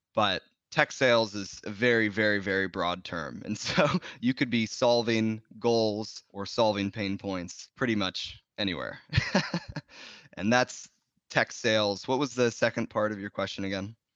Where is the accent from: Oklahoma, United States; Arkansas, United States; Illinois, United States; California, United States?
California, United States; Bay Area; I grew up in the Bay Area and tech companies were really idolized here.